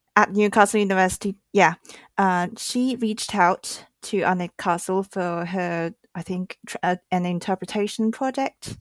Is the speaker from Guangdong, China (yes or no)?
no; Shanghai, China; I grew up in Shanghai and this is a huge city